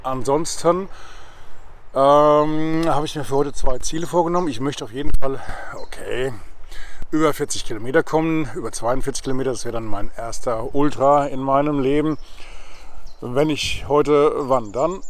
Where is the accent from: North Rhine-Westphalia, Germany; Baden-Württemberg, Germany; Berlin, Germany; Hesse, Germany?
Hesse, Germany; Spessart and Vogelsberg; wie es hier bei uns im Spessart und im Vogelsberg sich so gehört